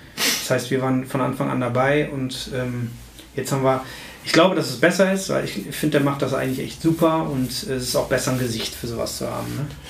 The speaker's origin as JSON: {"language": "German", "town": "Essen", "region": "North Rhine-Westphalia", "country": "Germany", "also_born_or_lived": "Arnhem, Netherlands", "said": "ich komme ja aus Essen, also ich habe hier ähm, beim, in Essen auch allgegenwärtigen Markus Peters Gitarrenunterricht gehabt."}